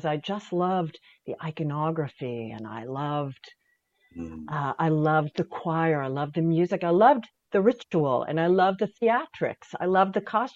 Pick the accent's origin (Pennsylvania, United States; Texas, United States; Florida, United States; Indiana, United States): Pennsylvania, United States; Pittsburgh; also born or lived in Syracuse, New York; I was born in Syracuse, but my parents were from Pittsburgh. And when I was 10, they moved us back for a variety of reasons back to Pittsburgh.